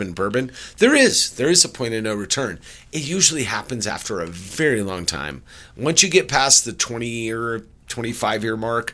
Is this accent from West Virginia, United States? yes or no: no; California, United States; my home state